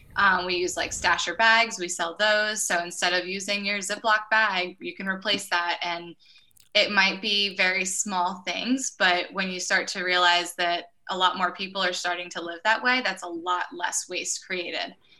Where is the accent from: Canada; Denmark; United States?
United States; Orwigsburg, Pennsylvania; I'm actually from Orwigsburg, Pennsylvania. It's a super small town that most people have never heard